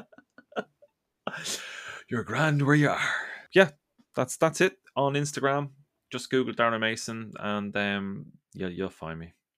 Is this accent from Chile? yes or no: no; Ireland; I grew up in Ireland